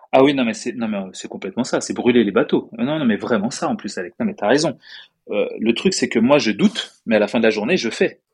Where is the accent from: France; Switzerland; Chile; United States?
France; accent: French; moved away; je suis français